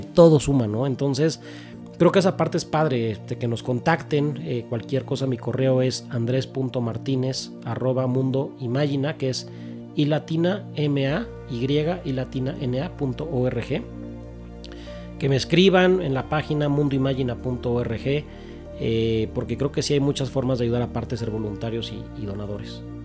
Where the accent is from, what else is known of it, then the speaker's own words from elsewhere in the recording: Mexico; como buen mexicano